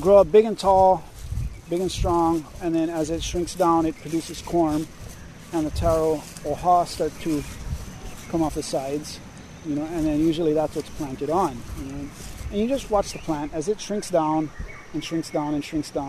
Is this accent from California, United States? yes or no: no; Waiāhole, Oahu, Hawaii, United States; I grew up in Ka'alaya. I went to Waihole Elementary School in the early 90s